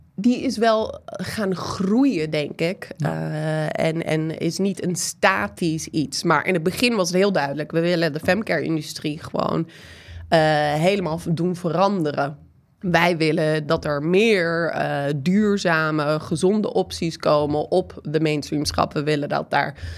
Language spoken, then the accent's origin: Dutch; United States; Dutch is a second language; now in Netherlands; Ik ben Amerikaanse, dat horen jullie misschien een beetje aan mijn stem en soms mijn de en het gebruik